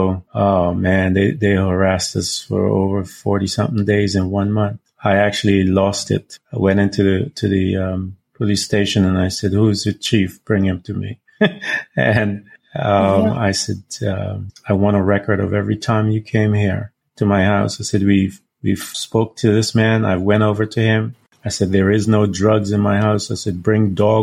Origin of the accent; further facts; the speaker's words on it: Florida, United States; I'm from Florida